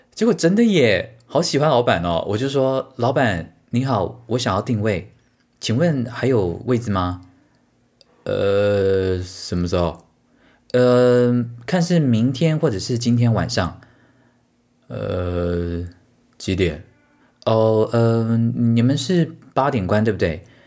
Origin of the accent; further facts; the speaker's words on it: Tainan, Taiwan; 你台南人？对啊